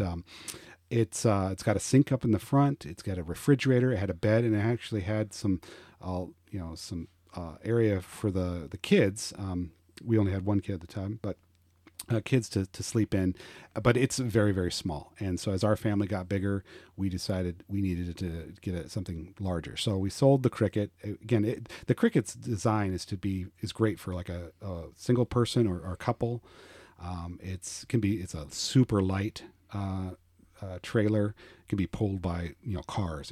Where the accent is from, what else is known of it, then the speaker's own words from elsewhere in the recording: Colorado, United States; moved away as an adult; also born or lived in Roswell, Georgia / Blue Ridge, Georgia; now in Georgia, United States; I am originally from Colorado